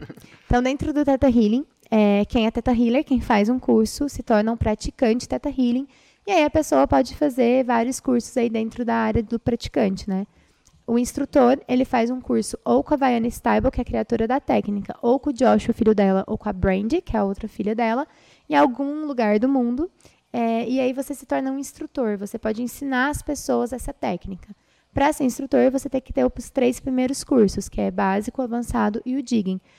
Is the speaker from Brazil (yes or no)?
yes; Brazil; Nós somos brasileiros